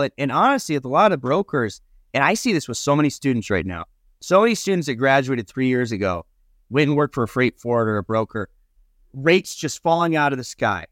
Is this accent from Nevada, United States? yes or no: yes; Nevada, United States; moved away; where I grew up in Nevada